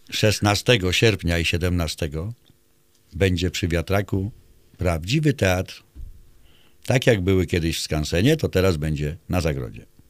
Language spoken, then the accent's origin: Polish; Mokry Dwór, Pomeranian Voivodeship, Poland; u nas w Mokrym Dworze